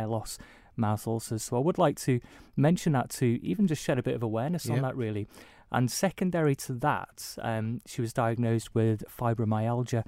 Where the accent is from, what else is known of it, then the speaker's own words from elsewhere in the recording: Isle of Man; growing up on the Isle of Man